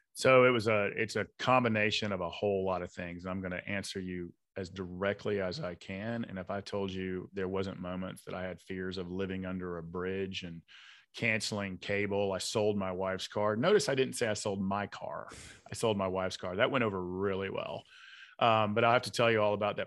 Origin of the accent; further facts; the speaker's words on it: Atlanta, Georgia, United States; I grew up in South Side of Atlanta, good blue collar, hardworking part of town